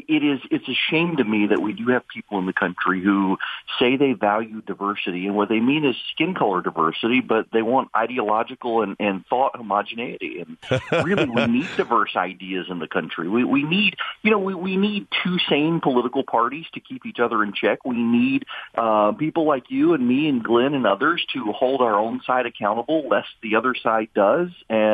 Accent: Dubai, United Arab Emirates; born or raised there

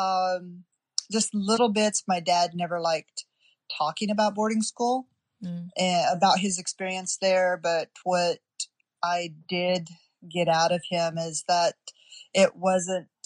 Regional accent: Wind River Indian Reservation, Wyoming, United States; I grew up on the Wind River Indian Reservation, Wyoming

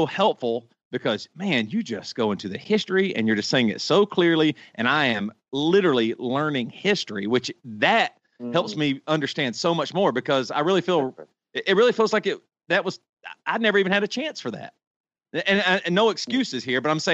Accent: Greer, South Carolina, United States; I grew up in South Carolina. I grew up in Greer, South Carolina

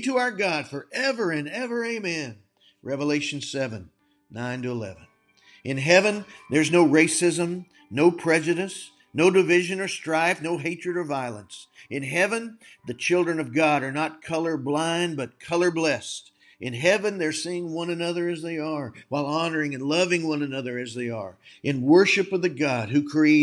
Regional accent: Texas, United States; I was born in Texas

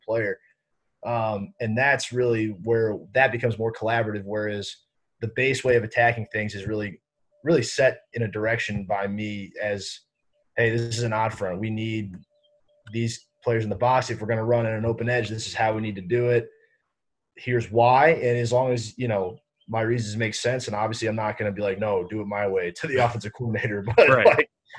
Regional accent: St. Louis, Missouri, United States; moved away; I'm from St. Louis originally, so I grew up

